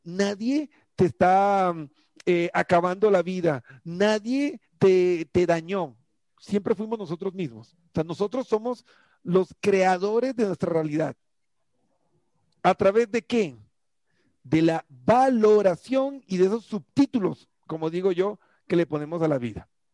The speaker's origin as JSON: {"language": "Spanish", "country": "Colombia", "said": "yo soy colombiano"}